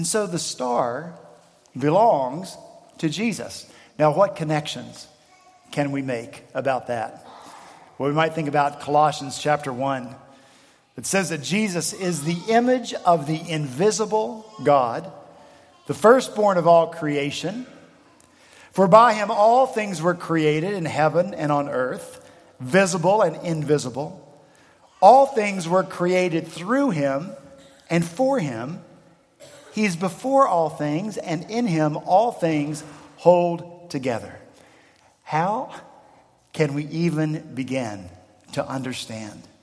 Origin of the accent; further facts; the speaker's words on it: Appalachian Mountains, United States; now in Charleston, United States; I'm from the Appalachian Mountains